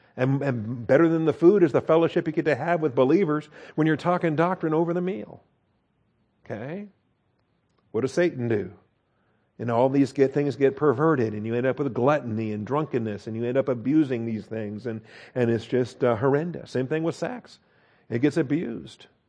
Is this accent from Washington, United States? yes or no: yes; Washington, United States; I grew up in Washington State, so we're proud of our apple trees and orchards